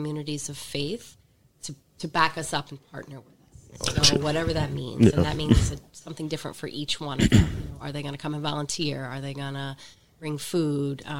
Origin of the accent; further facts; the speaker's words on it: Pennsylvania, United States; moved away as an adult; I'm from Pennsylvania. Left for a while, came back to Pennsylvania